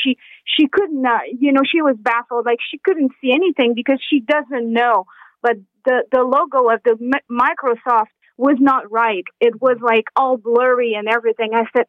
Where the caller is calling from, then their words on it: Saguenay, Quebec, Canada; I'm calling you from Saguenay, Quebec. So it's minus 45 here with the wind chill right now.